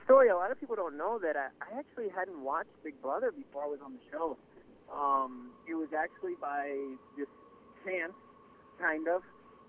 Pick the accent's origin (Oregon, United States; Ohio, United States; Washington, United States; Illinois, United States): Illinois, United States; Waukegan; born there; first language Spanish; English is a second language; And so I was born in Chicago, rather Waukegan, Illinois. {S1} Mm-hmm. {S2} But I learned Spanish at home, and that was what I spoke until I started going to school. And then I started learning English.